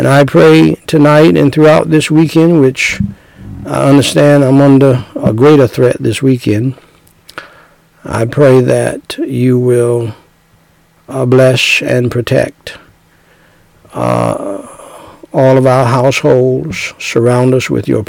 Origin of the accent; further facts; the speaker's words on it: United States; those of us who were born and raised in America